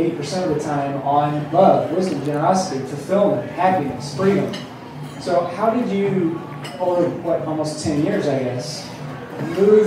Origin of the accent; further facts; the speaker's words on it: Indiana, United States; moved away as an adult; now in California, United States; from Indiana, now California, as of a week ago